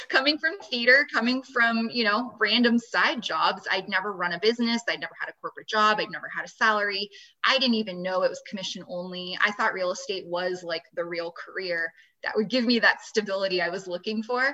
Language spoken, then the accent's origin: English; Los Angeles, California, United States; moved away as an adult; now in Las Vegas, United States; I'm from the Los Angeles area